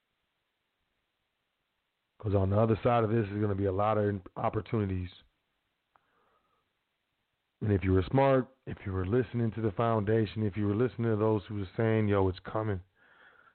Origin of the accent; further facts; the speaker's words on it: United States; I'm from the South Side